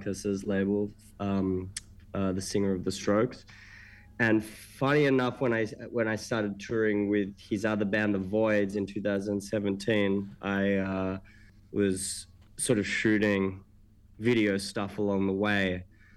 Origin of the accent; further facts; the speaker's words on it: Melbourne, Victoria, Australia; moved away as an adult; now in New York, United States; I'm from Melbourne, Melbourne, Victoria in Australia